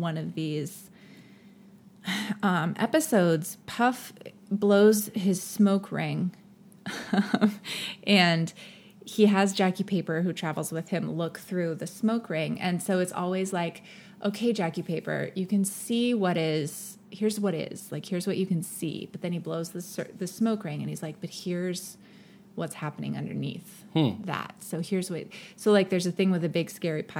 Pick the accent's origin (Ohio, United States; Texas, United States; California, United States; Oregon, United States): California, United States; Silicon Valley; I grew up in the Silicon Valley